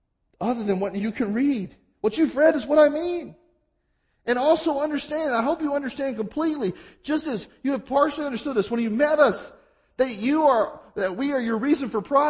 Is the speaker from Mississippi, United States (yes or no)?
yes; Mississippi, United States; I'm from Mississippi.